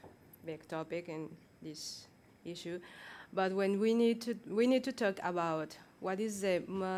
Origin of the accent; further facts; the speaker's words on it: Mexico; moved away; I'm from Mexico